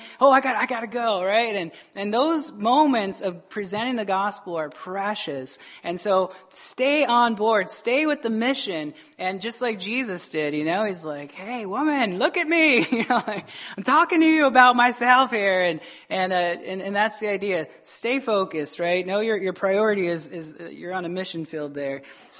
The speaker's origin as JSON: {"language": "English", "town": "Tucson", "region": "Arizona", "country": "United States", "lives_now": "Wisconsin, United States", "said": "This is Wisconsin, I understand, right? I came from Arizona, and I can name like two or three bars in all of Tucson, Arizona."}